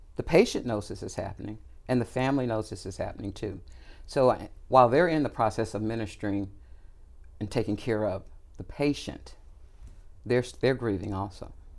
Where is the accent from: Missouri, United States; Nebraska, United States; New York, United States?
Missouri, United States; Kansas City; also born or lived in Texas; I was born in Texas, but I lived most of my life here in Kansas City. Grew up here right in the urban community.